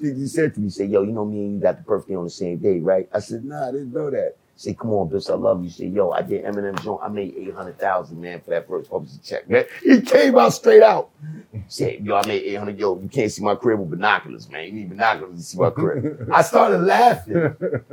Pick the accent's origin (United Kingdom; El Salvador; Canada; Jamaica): Jamaica; Overseas, I'm Jamaican